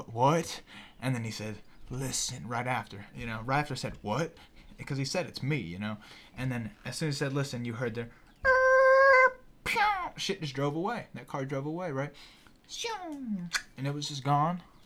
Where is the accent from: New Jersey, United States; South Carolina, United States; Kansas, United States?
South Carolina, United States; Greenville; I was actually born in Greenville